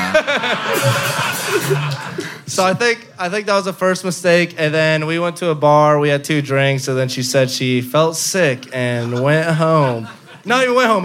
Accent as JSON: {"language": "English", "town": "Dallas", "region": "Texas", "country": "United States", "also_born_or_lived": "Houston", "moved": "as an adult", "lives_now": "Austin, United States", "said": "from Dallas"}